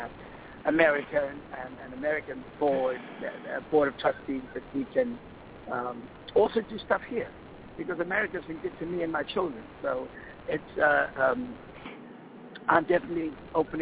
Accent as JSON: {"language": "English", "town": "Cape Town", "region": "Western Cape", "country": "South Africa", "tie": "born or raised there", "moved": "yes", "said": "I am going to do this in my hometown, in my community"}